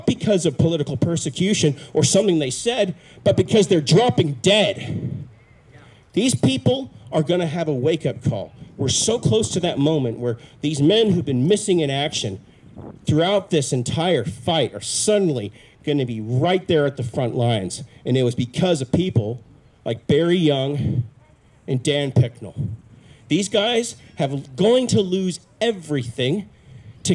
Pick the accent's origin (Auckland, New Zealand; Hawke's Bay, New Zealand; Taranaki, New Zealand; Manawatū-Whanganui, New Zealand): Auckland, New Zealand; also born or lived in United States; I've been to primary school here. I went to intermediate school here. I went to high school here at Western Springs College.